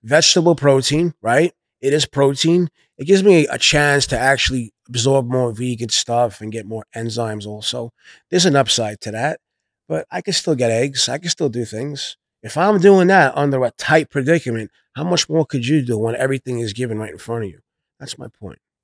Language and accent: English; New York City, New York, United States; I come from Brooklyn, New York